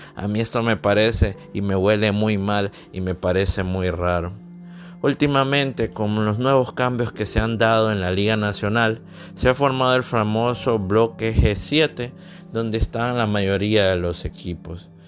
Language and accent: Spanish; Honduras; soy originario de Honduras